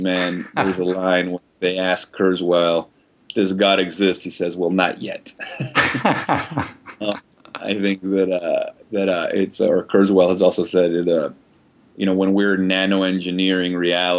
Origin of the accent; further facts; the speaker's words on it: Venezuela; I grew up in Venezuela, very liberal, not very religious household